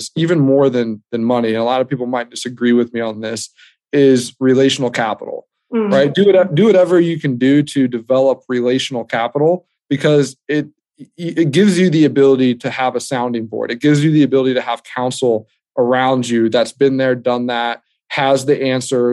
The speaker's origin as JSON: {"language": "English", "country": "United States", "said": "us being American"}